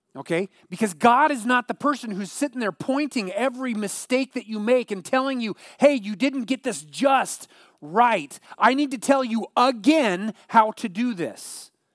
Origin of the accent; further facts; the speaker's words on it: Eugene, Oregon, United States; growing up in the Eugene area